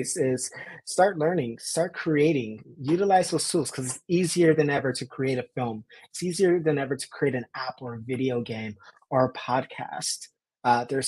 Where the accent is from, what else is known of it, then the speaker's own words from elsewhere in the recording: Los Angeles, California, United States; being born and raised in South